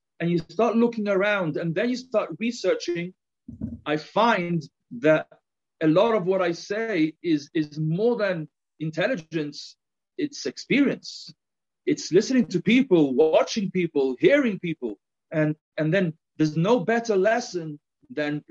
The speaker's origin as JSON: {"language": "English", "country": "Gibraltar", "accent": "a little bit of my English accent. But on the other hand, you may also note a little bit of a Spanish accent", "moved": "yes", "lives_now": "Jerusalem, Israel", "said": "I'm originally from Gibraltar"}